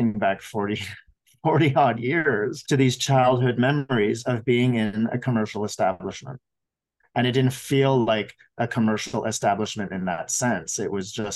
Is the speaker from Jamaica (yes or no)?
no; Montreal, Quebec, Canada; now in Vancouver, Canada; I grew up in Montreal